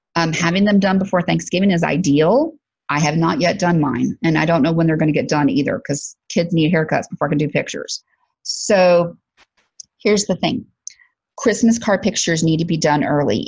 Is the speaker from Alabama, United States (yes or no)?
yes; Alabama, United States; I'm from Alabama.